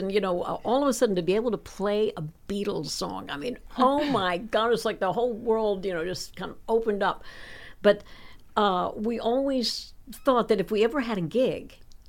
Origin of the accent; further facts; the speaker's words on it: Chapel Hill, North Carolina, United States; growing up in Chapel Hill, North Carolina, there was a lot of musical influences that came through town. It was a university town